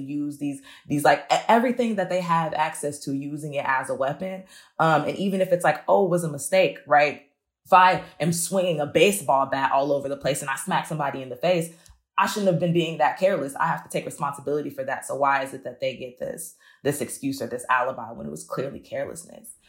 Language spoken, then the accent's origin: English; Chicago, Illinois, United States; I grew up near Roseland